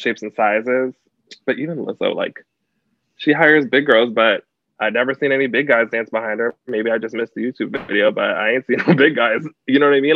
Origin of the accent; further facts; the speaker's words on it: Canada; also born or lived in United States; I grew up in Canada. I grew up in a small town on the border of the States. So I grew up like partially in Canada, partially in the States